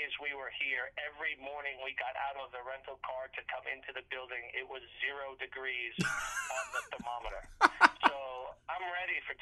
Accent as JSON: {"language": "English", "town": "Boston", "region": "Massachusetts", "country": "United States", "tie": "born or raised there", "also_born_or_lived": "Florida / Georgia / Texas / North Carolina", "moved": "yes", "lives_now": "Pullman, United States", "said": "I grew up in Boston"}